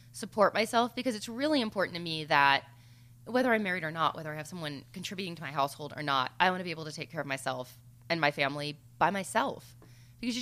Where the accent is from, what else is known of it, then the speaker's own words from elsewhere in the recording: the South, United States; I'm from the South.